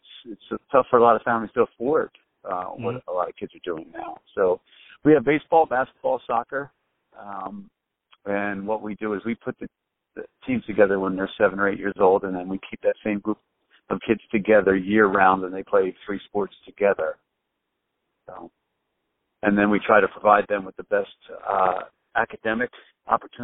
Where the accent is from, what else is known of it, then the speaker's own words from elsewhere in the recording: Philadelphia, Pennsylvania, United States; I grew up in Northeast Philly in Mayfair